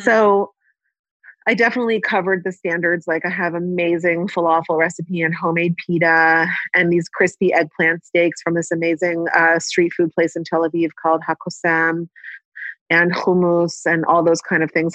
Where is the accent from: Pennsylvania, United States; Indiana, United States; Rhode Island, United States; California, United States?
California, United States; Palo Alto; accent: American; moved away as an adult; now in Israel; I grew up in Palo Alto, California